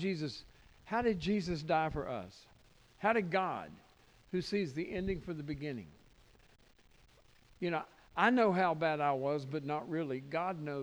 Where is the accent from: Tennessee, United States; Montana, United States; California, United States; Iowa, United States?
Tennessee, United States; I'm from Tennessee